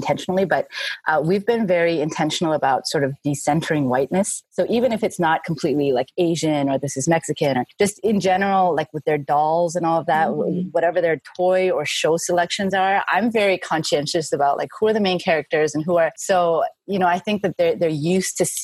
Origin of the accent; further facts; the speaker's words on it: Vancouver, British Columbia, Canada; moved away as an adult; also born or lived in South Central LA; now in Long Beach, United States; we went up to Vancouver, my hometown